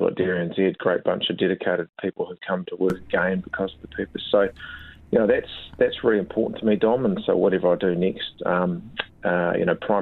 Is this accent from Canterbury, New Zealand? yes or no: yes; Kaikoura, Canterbury, New Zealand; I grew up in Kaikoura on the dairy farm